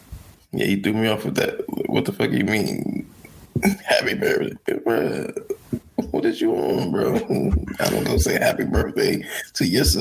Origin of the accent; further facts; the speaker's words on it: Maryland, United States; He ain't from the same part of Maryland I'm from.